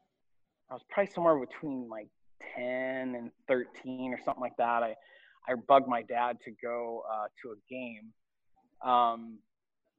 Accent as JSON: {"language": "English", "town": "Toledo", "region": "Ohio", "country": "United States", "tie": "born or raised there", "moved": "as an adult", "lives_now": "San Diego, United States", "said": "Well, I am originally from Toledo, Ohio. It's northwest Ohio, about 2.5 hours from Cleveland. So kind of born and raised northwest Ohio."}